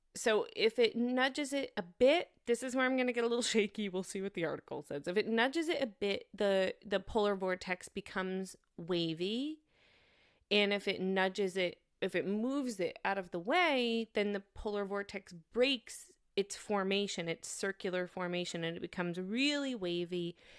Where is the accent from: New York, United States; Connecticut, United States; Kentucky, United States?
New York, United States; moved away as an adult; also born or lived in Massachusetts; now in Germany; I went to school in Massachusetts and I'm from New York